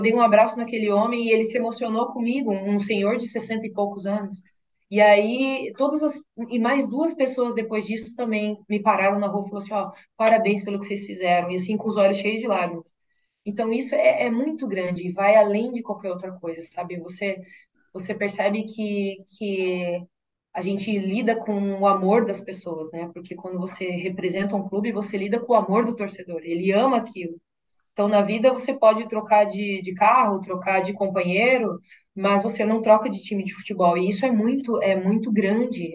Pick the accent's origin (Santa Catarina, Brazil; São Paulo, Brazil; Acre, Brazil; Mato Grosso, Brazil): Mato Grosso, Brazil; now in Porto Alegre, Brazil; eu venho de um estado, né, do Mato Grosso, onde não tem tanta tradição assim no futebol